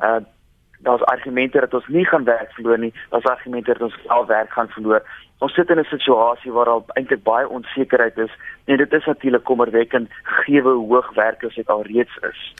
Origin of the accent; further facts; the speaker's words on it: South Africa; as Suid-Afrikaners